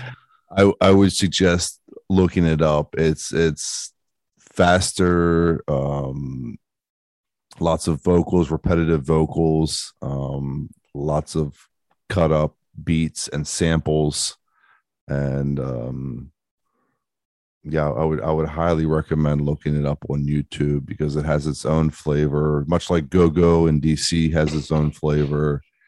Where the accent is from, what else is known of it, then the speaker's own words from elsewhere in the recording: Baltimore, Maryland, United States; I grew up in Baltimore, Baltimore, Maryland, in, in the United States